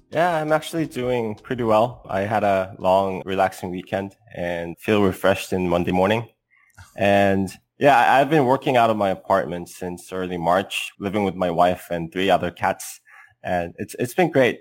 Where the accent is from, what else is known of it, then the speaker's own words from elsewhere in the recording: South Korea; moved away as an adult; now in Bay Area, United States; I'm an entrepreneur from South Korea, living in the Bay Area.